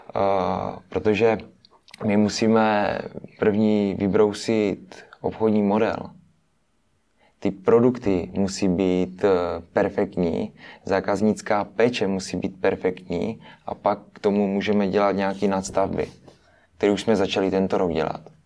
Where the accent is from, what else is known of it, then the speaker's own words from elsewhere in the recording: Moravian-Silesian Region, Czechia; jsme eh, z Moravskoslezského kraje, takže my jsme, my jsme, my jsme dojížděli do školy